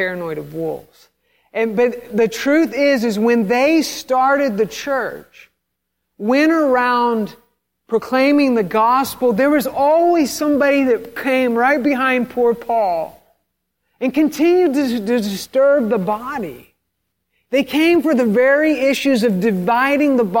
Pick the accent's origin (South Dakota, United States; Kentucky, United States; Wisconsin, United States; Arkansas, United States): Arkansas, United States; Fayetteville; I'm from Fayetteville, Arkansas